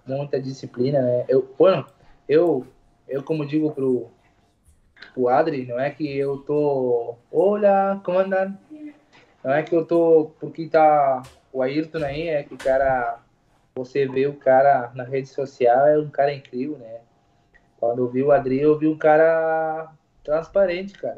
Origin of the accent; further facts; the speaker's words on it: Uruguay; Portuguese is a second language; Eu sou uruguaio, mas falo português